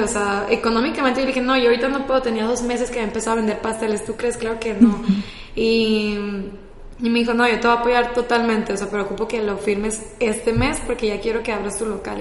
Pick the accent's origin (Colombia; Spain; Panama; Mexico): Mexico; Culiacán, Sinaloa; soy de Culiacán, Sinaloa